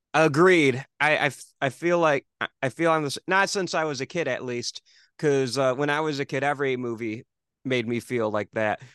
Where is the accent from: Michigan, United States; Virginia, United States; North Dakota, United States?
Michigan, United States; I'm from Michigan